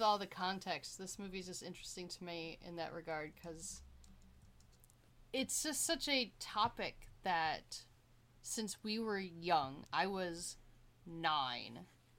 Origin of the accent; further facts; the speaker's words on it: United States; me being a white woman, young white woman growing up in America